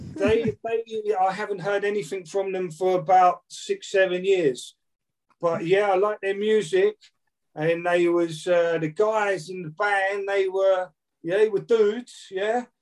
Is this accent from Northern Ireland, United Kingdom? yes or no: no; Brighton, South East England, United Kingdom; born or raised there; also born or lived in Manchester; now in London, United Kingdom